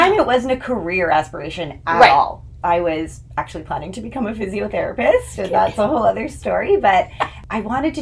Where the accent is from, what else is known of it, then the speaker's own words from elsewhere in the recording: Portage la Prairie, Manitoba, Canada; also born or lived in Winnipeg; as a kid, I grew up in Portage la Prairie. I lived there till I was 10